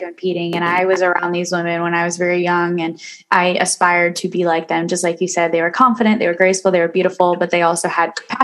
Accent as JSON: {"language": "English", "town": "Kalamazoo", "region": "Michigan", "country": "United States", "tie": "born or raised there", "said": "my hometown"}